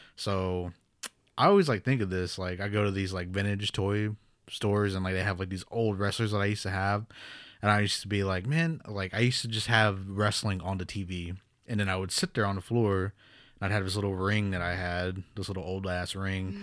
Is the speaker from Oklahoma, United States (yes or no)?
yes; Pawnee, Oklahoma, United States; also born or lived in New Mexico; I'm from Pawnee, Oklahoma, here, born and raised.